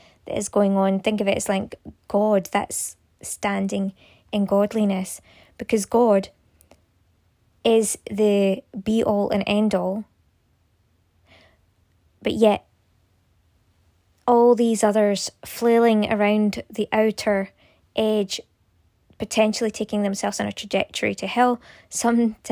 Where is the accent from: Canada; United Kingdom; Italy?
United Kingdom; Scotland; I am from Scotland